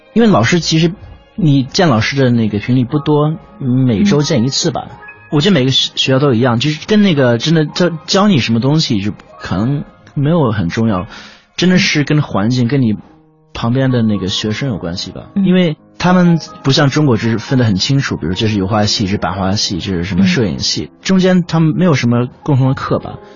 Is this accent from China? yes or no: no; United Kingdom; 我在，呃，英国长大的一个中国人